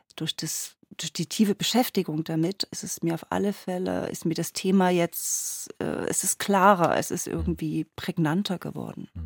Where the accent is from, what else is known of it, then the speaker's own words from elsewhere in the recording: Dresden area, Saxony, Germany; ich komme ja aus dem Raum Dresden